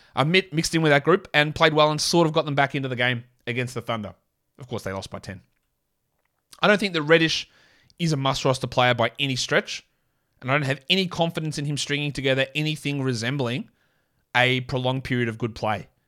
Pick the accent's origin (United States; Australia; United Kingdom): Australia; accent: Australian; my full Australian accent